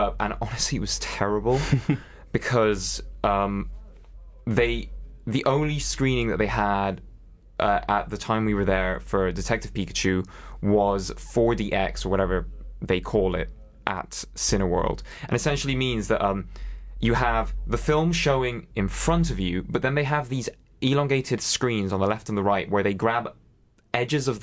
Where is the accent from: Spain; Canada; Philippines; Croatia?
Spain; moved away as an adult; now in Manchester, United Kingdom; my hometown in Spain